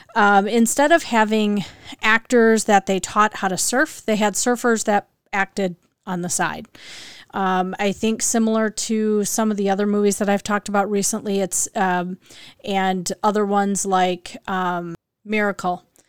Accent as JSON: {"language": "English", "region": "Midwest", "country": "United States", "said": "I'm from the Midwest and, and I think we don't have an accent. Um, I've been told by others that we do have accents here"}